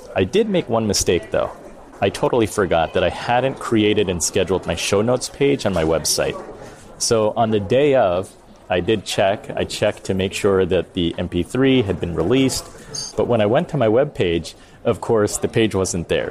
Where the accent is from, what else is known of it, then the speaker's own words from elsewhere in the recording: United States; I was born here